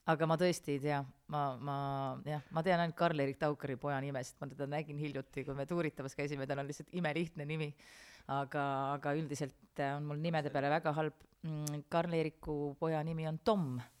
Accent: Kohila, Rapla County, Estonia; ma olen Kohilast pärit

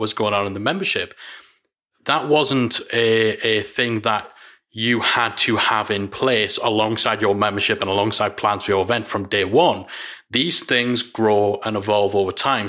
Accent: Newcastle upon Tyne, North East England, United Kingdom; I'm from Newcastle

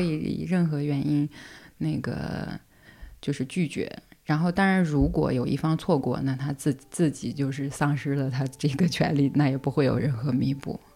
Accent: China; moved away as an adult; now in France; 我是中国人，然后我儿子也是中国人

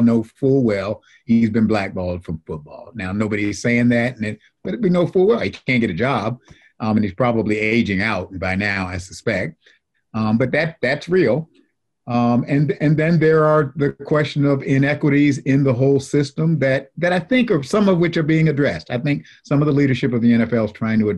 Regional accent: Buffalo, New York, United States; now in North Carolina, United States; I grew up in Buffalo, and I'm a lifelong Buffalo Bills fan

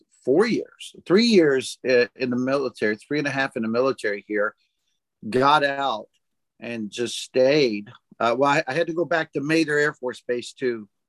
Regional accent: Southeast Missouri, United States; moved away as an adult; now in Japan; Mostly Southeast Missouri area.

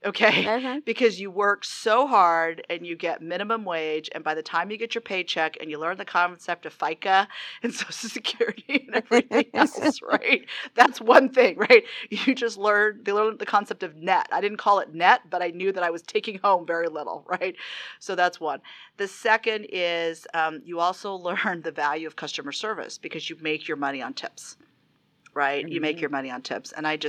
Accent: the South, United States; accent: Southern; And the last thing she said is I wasn't going to survive if I still had my Southern accent.

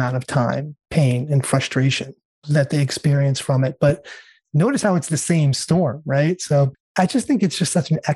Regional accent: New York, United States; now in California, United States; I was born and raised in New York

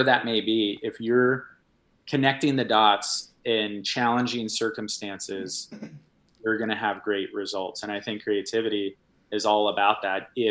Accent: Washington, United States; moved away; also born or lived in Hawaii; I grew up in Washington

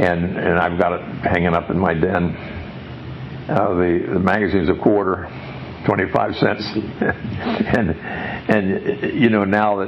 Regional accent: San Angelo, Texas, United States; It's my hometown, my home club.

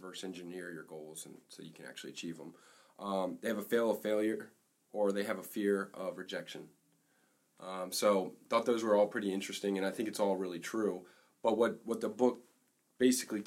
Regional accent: Maryland, United States; we're from Maryland

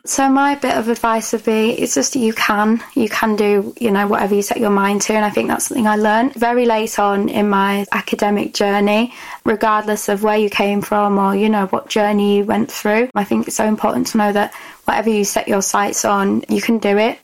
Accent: Leeds, Yorkshire and the Humber, United Kingdom; I'm from Leeds

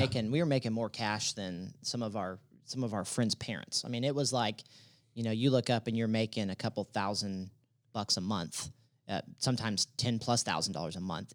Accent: Dallas, Texas, United States; also born or lived in Denton, Texas; I'm originally from Dallas

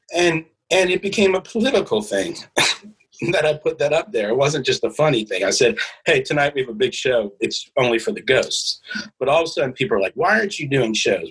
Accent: the South, Virginia, United States; we're from the South

